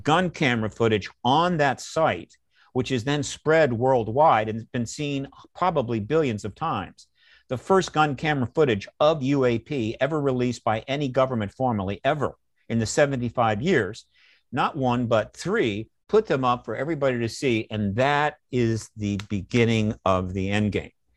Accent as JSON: {"language": "English", "country": "United States", "said": "I'm an American"}